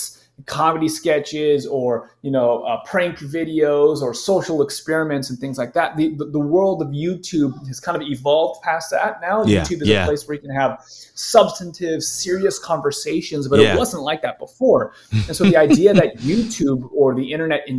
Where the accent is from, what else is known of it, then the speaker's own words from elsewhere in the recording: Southern California, United States; I grew up in Southern California